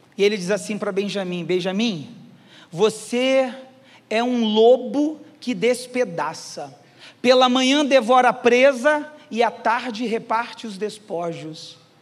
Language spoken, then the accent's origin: Portuguese; Caxias, Brazil; eu nasci em Caxias.